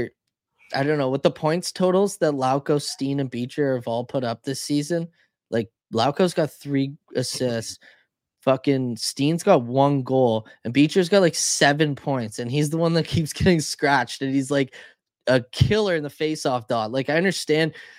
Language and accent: English; Canada; I'm Canadian